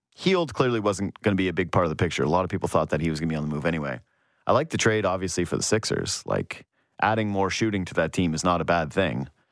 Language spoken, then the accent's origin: English; Northwest Canada, Canada; I'm from Northwest Canada